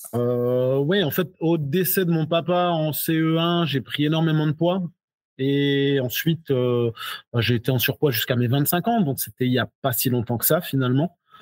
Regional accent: Alsace, Grand Est, France; also born or lived in Guadeloupe; j'ai grandi en Alsace

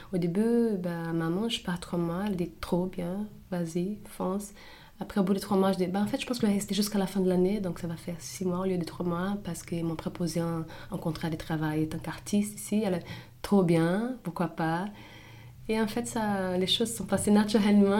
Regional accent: São Paulo, Brazil; moved away as an adult; now in Paris, France; Je suis brésilienne de São Paulo

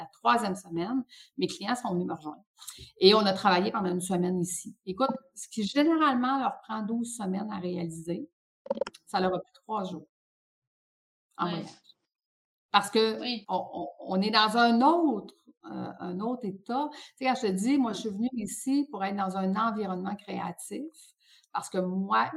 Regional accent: Quebec, Canada; j'ai grandi au Lac-Saint-Jean

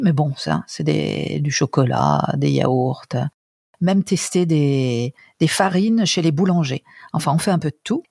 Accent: France; moved away as an adult; now in Italy; Je suis française

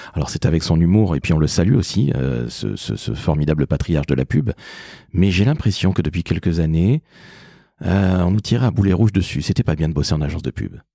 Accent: Toulouse, Occitania, France; also born or lived in Antilles; je suis toulousain et antillais

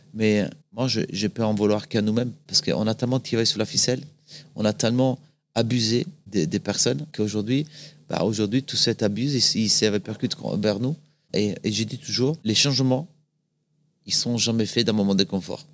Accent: Salò, Lombardy, Italy; French is a second language; moved away as an adult; also born or lived in France; je suis né dans une ville un peu. Euh, que ça fait un peu bizarre qu'on en apprenne ça. C'est Salo. C'est pas Salo. C'est Salo, S-A-L-O, avec l'accent, il y a très très longtemps, en 1976. Euh, c'est à côté du lac de Gardes. Du coup, une belle région, euh, région des lacs, qui est proche de la montagne en hiver, proche de, la mer en été. C'est là justement que j'ai grandi

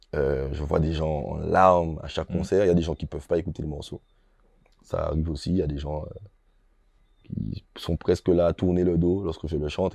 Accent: Guadeloupe; chez moi en Guadeloupe

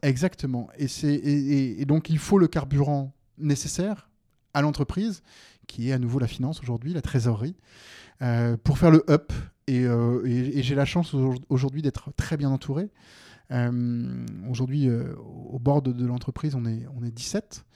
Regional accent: Seine-et-Marne, Île-de-France, France; moved away as an adult; now in Mâcon, France; j'ai grandi en Seine-et-Marne.

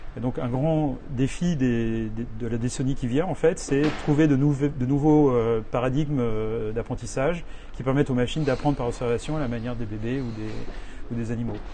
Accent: France; moved away as an adult; now in New York, United States

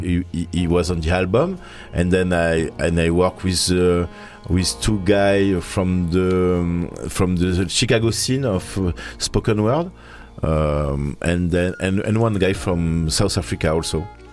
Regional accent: Marseille, Provence-Alpes-Côte d'Azur, France; English is a second language; we are from Marseille

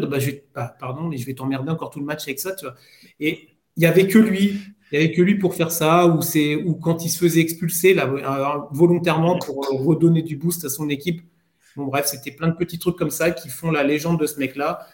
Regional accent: France; on est français

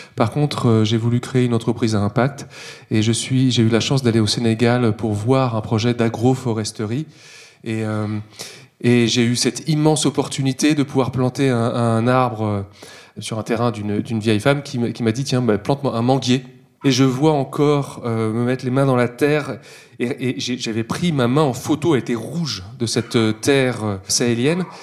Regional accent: Versailles, Île-de-France, France; je suis né à Versailles

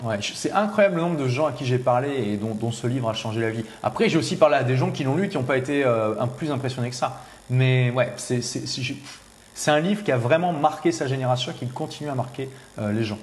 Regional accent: Lille, Hauts-de-France, France; je suis de Lille

